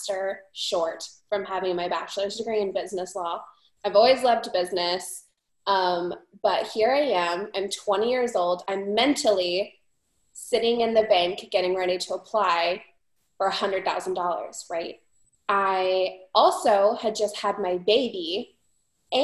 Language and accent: English; Phoenix, Arizona, United States; also born or lived in Montana; I am from the Valley of the Sun